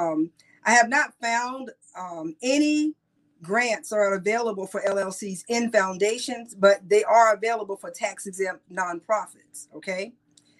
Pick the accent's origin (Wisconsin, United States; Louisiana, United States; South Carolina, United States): South Carolina, United States